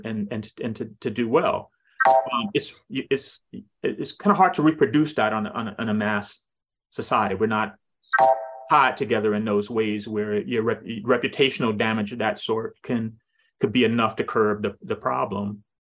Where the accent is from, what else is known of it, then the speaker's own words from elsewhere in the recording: Kumasi, Ashanti, Ghana; You know, we grew up in Kumasi in Ghana, and in the smaller villages